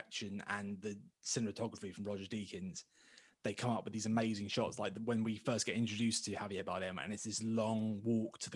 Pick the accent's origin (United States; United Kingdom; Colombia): United Kingdom